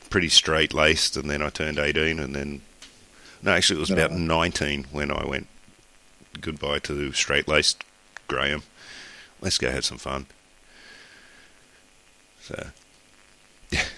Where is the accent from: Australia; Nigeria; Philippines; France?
Australia; I'm Australian